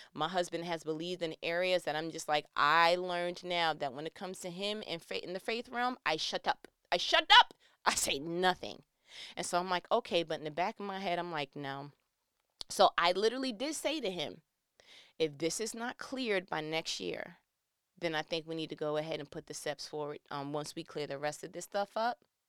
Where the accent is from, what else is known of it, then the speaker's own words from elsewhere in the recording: New York, United States; I'm from New York